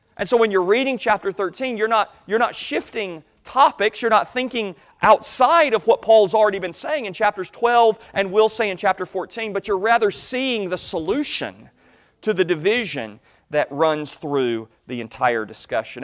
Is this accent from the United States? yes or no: yes; United States; as American Christians